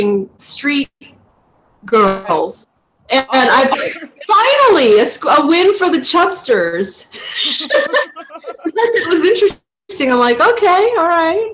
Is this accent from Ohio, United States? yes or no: yes; Northeast Ohio, United States; I grew up in Ohio, I lived in Northeast Ohio